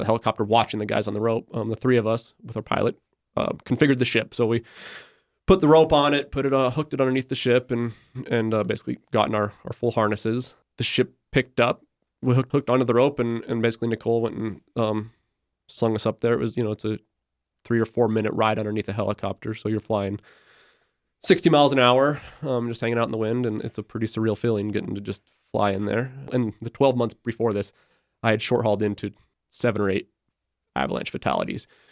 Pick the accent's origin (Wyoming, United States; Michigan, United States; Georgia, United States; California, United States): Wyoming, United States; Jackson; I'm from Jackson, Wyoming